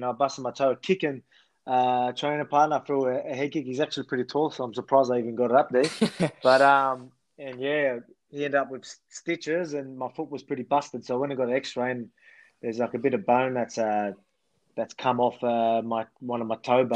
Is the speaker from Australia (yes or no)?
yes; Australia; my country.